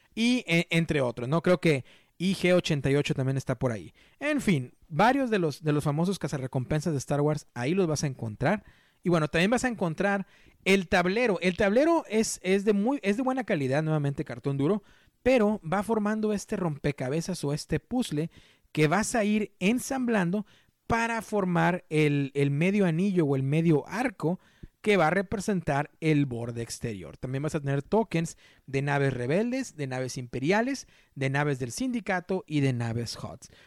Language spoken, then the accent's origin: Spanish; Mexico; yo soy mexicano